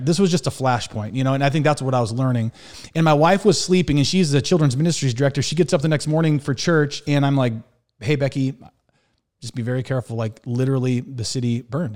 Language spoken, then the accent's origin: English; Montana, United States; moved away as an adult; also born or lived in Waupaca, Wisconsin / Milwaukee, Wisconsin; I was born and raised in Montana